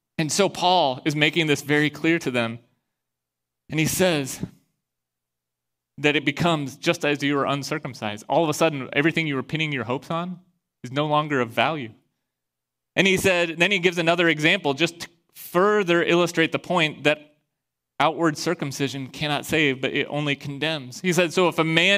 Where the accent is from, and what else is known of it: Iowa, United States